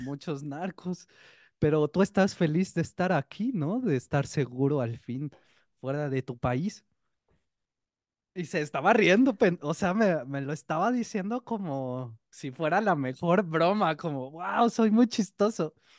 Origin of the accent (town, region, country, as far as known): Mexico